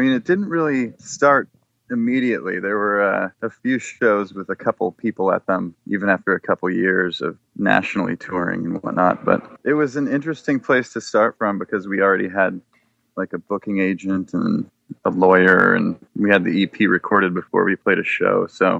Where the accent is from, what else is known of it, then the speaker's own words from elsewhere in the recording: Bellevue, Washington, United States; also born or lived in Seattle / Woodinville; Yeah, I was born in Seattle and lived on the east side, over east side of Lake Washington, over in Bellevue and Woodinville. And then, right after high school, moved out back to Seattle.